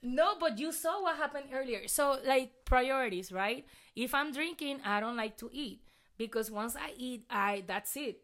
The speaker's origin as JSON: {"language": "English", "country": "Puerto Rico", "accent": "thick accent", "second_language": "English", "moved": "yes", "lives_now": "Texas, United States"}